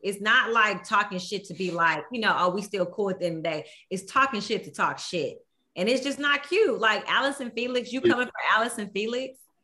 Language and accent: English; Houston, Texas, United States; I am from Houston